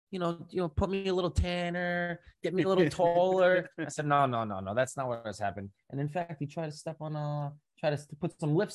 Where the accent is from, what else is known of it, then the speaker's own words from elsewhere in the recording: Baldwin, New York, United States; moved away as an adult; now in Matawan, United States; I'm originally from Long Island, Nassau County, Baldwin, New York.